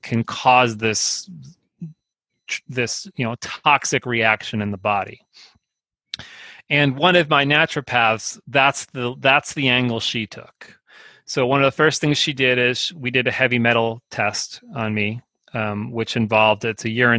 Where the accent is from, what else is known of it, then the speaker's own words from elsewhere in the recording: Northeast New Jersey, United States; moved away; I grew up in Northeast New Jersey